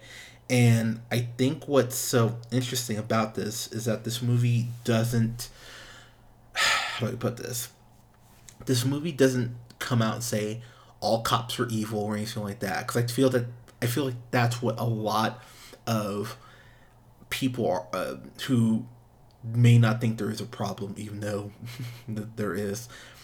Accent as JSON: {"language": "English", "town": "Pismo Beach", "region": "California", "country": "United States", "tie": "born or raised there", "said": "I grew up in Pismo Beach"}